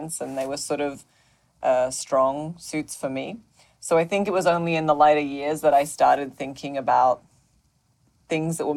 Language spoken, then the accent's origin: English; Australia; now in New York City, United States; I grew up in Australia. So, I live in New York City now, but did not grow up in New York City.